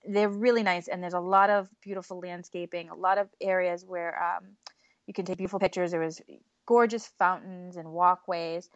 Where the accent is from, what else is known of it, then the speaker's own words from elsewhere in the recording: New England, United States; we're from New England